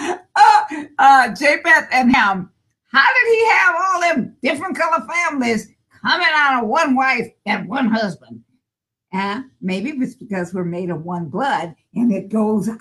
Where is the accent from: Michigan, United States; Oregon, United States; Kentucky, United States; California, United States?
California, United States; I was born in California